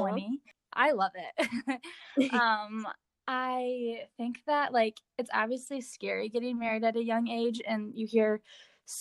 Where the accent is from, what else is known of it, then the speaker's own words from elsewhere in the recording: West Michigan, United States; I was born and raised in West Michigan, still living in West Michigan in Holland